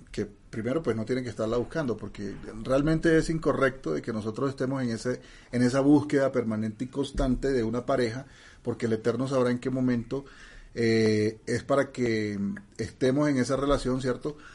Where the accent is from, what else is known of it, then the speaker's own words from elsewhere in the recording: Mexico; Bueno, ya saben que yo soy mexicano y, hay muchas canciones de esas.